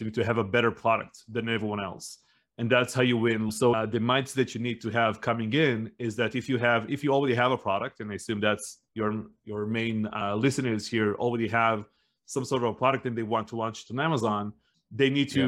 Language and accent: English; Northern District, Israel; also born or lived in United States; We lived in like a small town up north in the northern side of Israel.